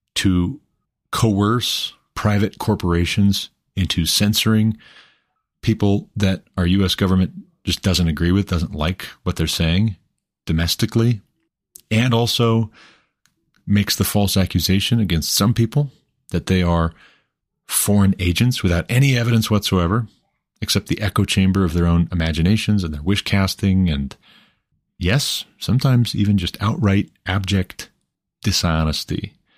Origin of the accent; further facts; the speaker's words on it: Glendive, Montana, United States; I'm from Glendive, Montana. I've never even lived outside of the country.